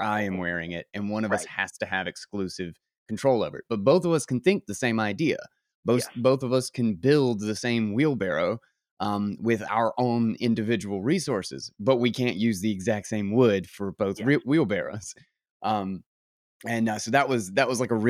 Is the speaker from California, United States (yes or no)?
no; North Carolina, United States; accent: southern; I'm not from Mississippi, but good old North Carolina